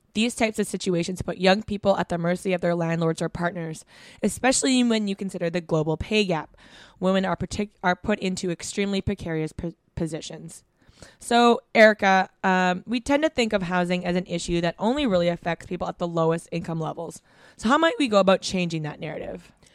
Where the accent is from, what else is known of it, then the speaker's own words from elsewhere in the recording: Vancouver, British Columbia, Canada; growing up in Vancouver